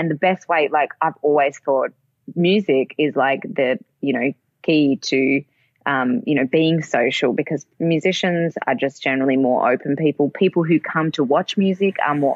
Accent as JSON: {"language": "English", "town": "Perth", "region": "Western Australia", "country": "Australia", "tie": "born or raised there", "also_born_or_lived": "Melbourne, Australia", "moved": "as an adult", "lives_now": "Germany", "said": "I left my hometown when I was 19"}